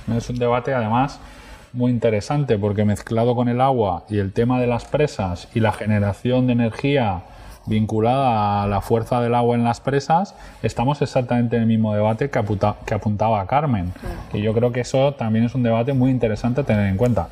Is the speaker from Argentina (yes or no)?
no; Marina Baixa, Valencian Community, Spain; vengo de una zona especialmente turística y, y en una zona hospitalaria con una presión asistencial brutal, que es la zona de la Marina Baixa